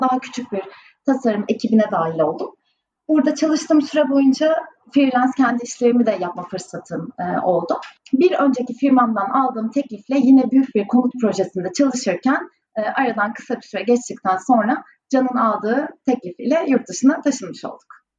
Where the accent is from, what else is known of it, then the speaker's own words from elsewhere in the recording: İzmir, Turkey; moved away as an adult; also born or lived in Istanbul / Ireland; now in Copenhagen, Denmark; Karşıyaka Anadolu Lisesi'nin ardından İzmir Yüksek Teknoloji şey, e, Mimarlık Fakültesinden mezun oldum.